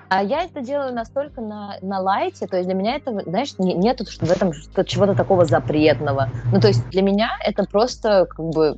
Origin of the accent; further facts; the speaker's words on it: Podolsk, Moscow Oblast, Russia; родилась в Подмосковье, в Подольске